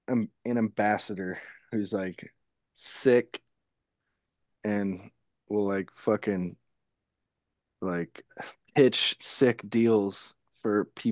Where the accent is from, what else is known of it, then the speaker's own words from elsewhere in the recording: Livermore, California, United States; he's from my hometown, Livermore.